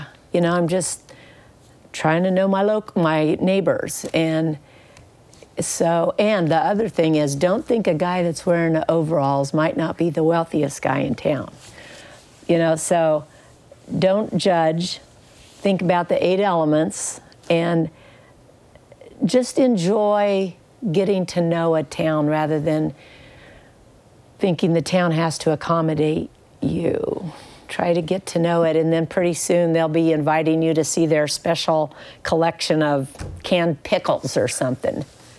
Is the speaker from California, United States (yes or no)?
no; Kansas, United States